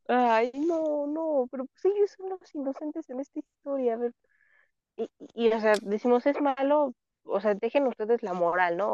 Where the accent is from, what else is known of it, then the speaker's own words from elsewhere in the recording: Mexico; siendo mexicano